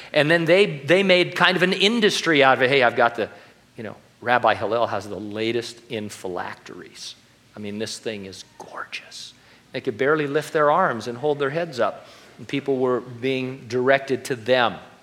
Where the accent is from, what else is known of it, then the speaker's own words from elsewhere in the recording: California, United States; I was the kid from California